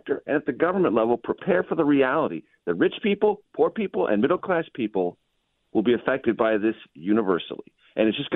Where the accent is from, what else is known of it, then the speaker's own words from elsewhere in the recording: California, United States; I'm a native Californian. I love my home state